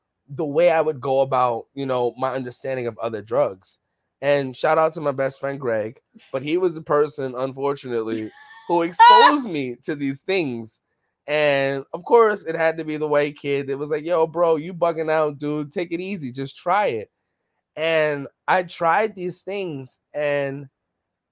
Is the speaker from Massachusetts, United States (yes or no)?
no; New York City, New York, United States; growing up in the Bronx, growing up in the hood